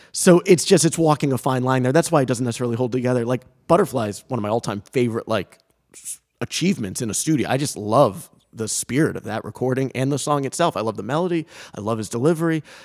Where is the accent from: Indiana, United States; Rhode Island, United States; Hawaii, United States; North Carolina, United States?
Rhode Island, United States; Coventry; we live in Rhode Island, I grew up in Rhode Island.